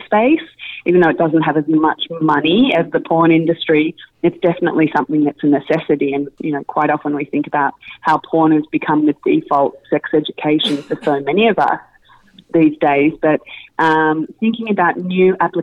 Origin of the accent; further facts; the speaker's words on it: Melbourne, Victoria, Australia; moved away as an adult; now in New York, United States; I grew up in Melbourne, Australia, and spent majority of my childhood, early adult life there, and moved to New York 6 years ago.